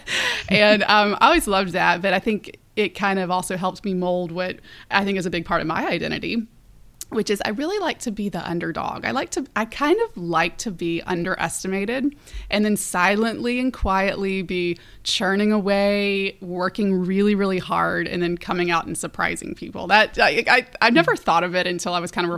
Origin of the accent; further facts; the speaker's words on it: Birmingham, Alabama, United States; also born or lived in South Florida; I grew up in Birmingham and so just very, Southern, wonderful upbringing